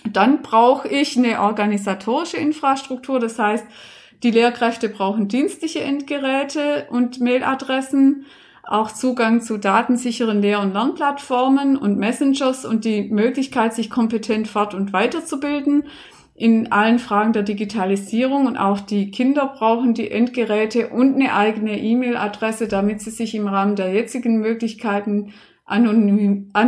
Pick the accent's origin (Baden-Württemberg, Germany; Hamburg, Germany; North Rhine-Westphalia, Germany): Baden-Württemberg, Germany; ich komme aus Baden-Württemberg und war da selber sehr lange sowohl als Netzwerkerin äh, tätig als auch in der Fortbildung